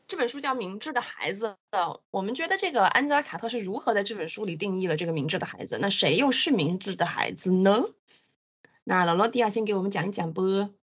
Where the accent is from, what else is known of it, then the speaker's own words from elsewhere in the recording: China; 我们中国人